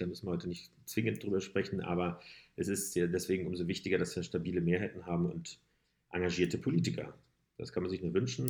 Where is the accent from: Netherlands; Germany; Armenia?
Germany; Berlin; wir sind ja auch Berliner